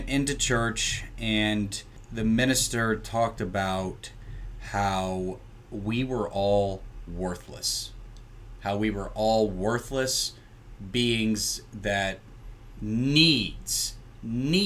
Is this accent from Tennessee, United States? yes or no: yes; Tennessee, United States; now in Greencastle, United States; I'm from Tennessee, and I live near Franklin Road, which I believe has 13 churches within 2 miles of each other